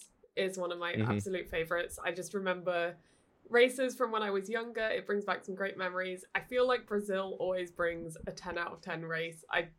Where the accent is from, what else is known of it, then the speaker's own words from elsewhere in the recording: United Kingdom; Being British, it's my home track.